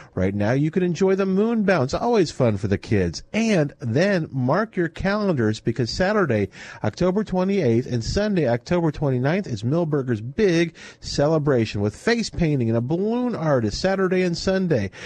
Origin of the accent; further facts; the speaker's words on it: New Orleans, Louisiana, United States; I grew up in New Orleans too